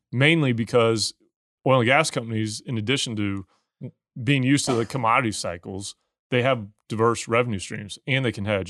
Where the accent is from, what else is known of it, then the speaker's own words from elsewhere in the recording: Missouri, United States; moved away; where I grew up in Missouri